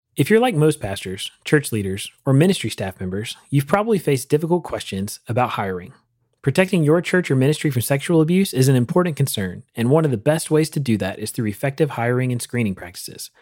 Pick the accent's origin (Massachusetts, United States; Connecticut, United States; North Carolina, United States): North Carolina, United States; growing up in North Carolina